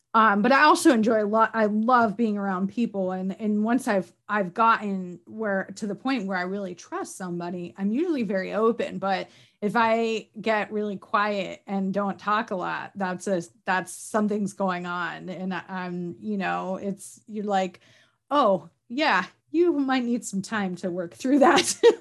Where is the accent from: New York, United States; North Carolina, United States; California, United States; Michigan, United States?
New York, United States; upstate; moved away as an adult; now in Virginia, United States; I'm from Canada practically, like upstate New York, more cows than people, very rural